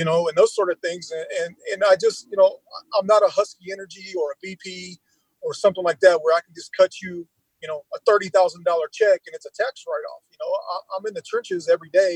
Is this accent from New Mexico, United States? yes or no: no; Lima, Ohio, United States; the Lima area, my hometown